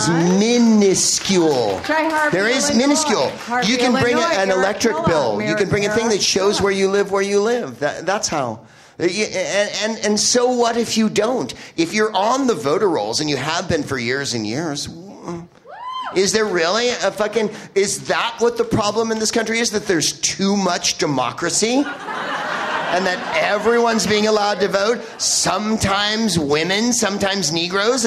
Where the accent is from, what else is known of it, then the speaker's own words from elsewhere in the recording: California, United States; I'm from California